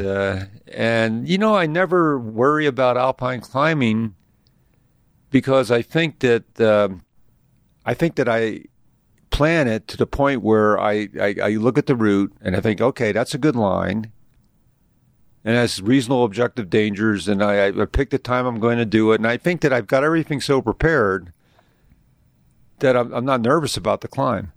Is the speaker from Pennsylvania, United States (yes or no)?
yes; Philadelphia, Pennsylvania, United States; moved away as an adult; I was raised in Philadelphia.